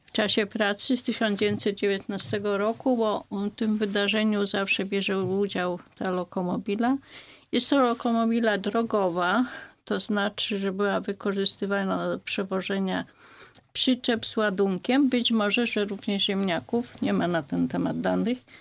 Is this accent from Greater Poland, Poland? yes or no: yes; Greater Poland, Poland; u nas w Wielkopolsce mówi się pyra